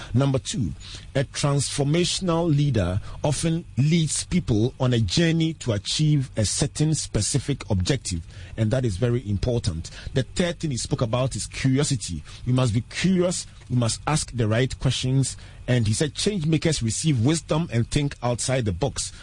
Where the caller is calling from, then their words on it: Teshie, Greater Accra, Ghana; I'm calling from Teshi Tevibiano